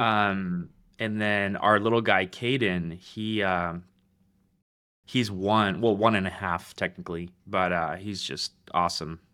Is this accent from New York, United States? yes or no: no; Roseville, California, United States; moved away as an adult; now in Middle Tennessee, United States; I'm from Roseville, California